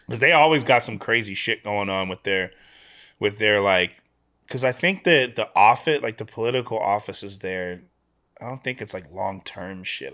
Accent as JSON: {"language": "English", "town": "Sacramento", "region": "California", "country": "United States", "tie": "born or raised there", "also_born_or_lived": "Melbourne, Australia / San Diego", "moved": "as an adult", "lives_now": "Los Angeles, United States", "said": "I'm from Sacramento"}